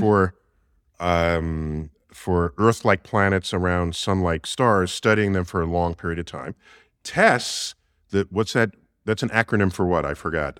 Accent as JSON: {"language": "English", "town": "New York City", "region": "New York", "country": "United States", "tie": "born or raised there", "said": "my hometown, New York City"}